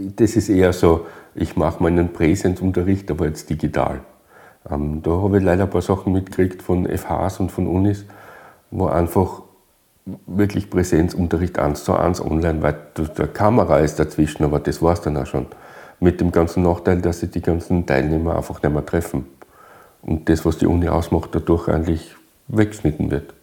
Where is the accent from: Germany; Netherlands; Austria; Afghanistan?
Austria; Styria; bei uns in der Steiermark